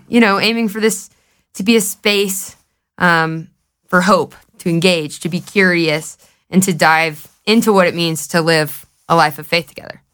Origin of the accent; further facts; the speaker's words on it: Knoxville, Tennessee, United States; moved away as an adult; now in Colorado, United States; I'm from Knoxville, Tennessee, but, um, I moved out here in twenty twenty